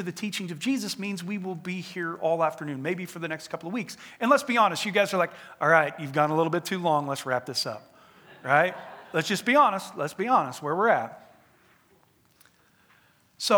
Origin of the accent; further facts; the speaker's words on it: United States; we as the American people